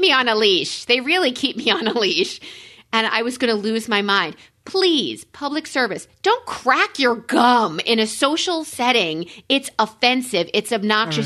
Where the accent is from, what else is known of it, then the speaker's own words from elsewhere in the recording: New York, United States; I'm a New Yorker